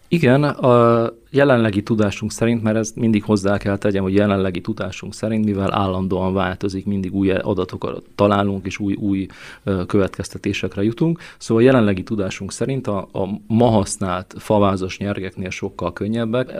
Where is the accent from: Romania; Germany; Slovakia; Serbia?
Romania; Săcueni, Bihor County; moved away as an adult; also born or lived in Brașov, Romania; now in Hungary; én is Székehidi születésű vagyok sőt az életem első több mint 30 évét ezt itt is éltem le Székelyhidon